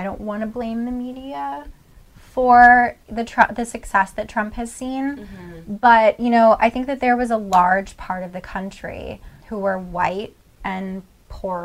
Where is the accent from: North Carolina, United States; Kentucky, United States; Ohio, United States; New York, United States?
Ohio, United States; Northeast; I'm from Northeast Ohio